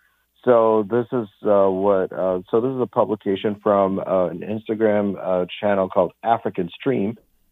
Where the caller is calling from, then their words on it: Lisbon, Portugal; calling long distance from Lisbon.